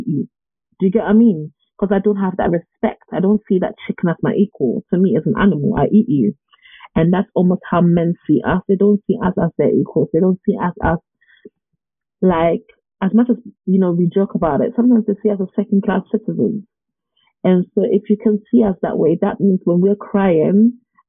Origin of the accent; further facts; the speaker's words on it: United Kingdom; especially as British people.